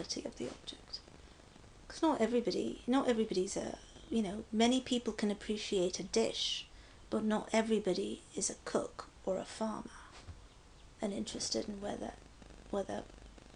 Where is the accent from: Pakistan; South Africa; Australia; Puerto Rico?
Pakistan; now in United States; I'm Pakistani